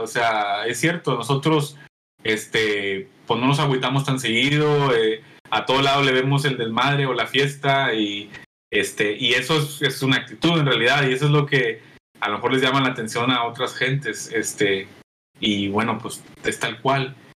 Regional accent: Mexico; soy mexicano.

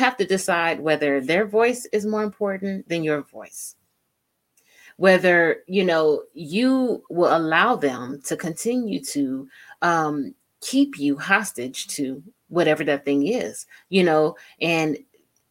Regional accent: San Diego, California, United States; I'm from San Diego

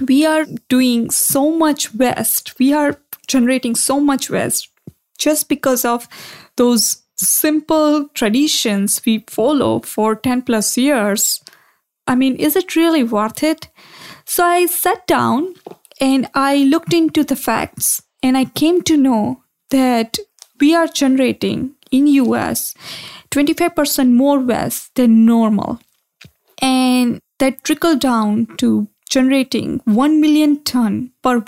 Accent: India; moved away; I grew up in India

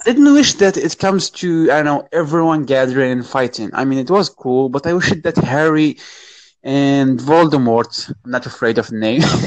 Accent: Morocco; I'm from Morocco

